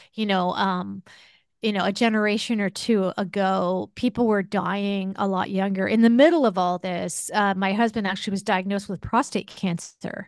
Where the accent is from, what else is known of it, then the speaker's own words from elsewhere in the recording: United States; we, as American society